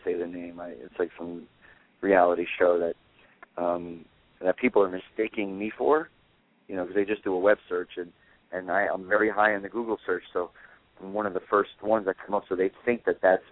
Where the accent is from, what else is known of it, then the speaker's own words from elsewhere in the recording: New Jersey, United States; I'm from New Jersey, and all my guys are from Brooklyn